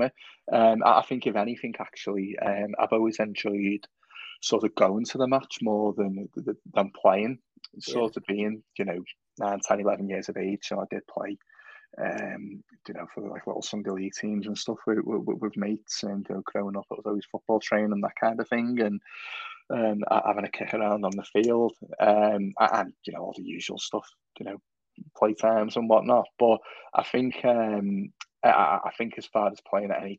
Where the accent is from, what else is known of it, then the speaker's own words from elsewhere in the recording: Halewood, North West England, United Kingdom; I grew up in Halewood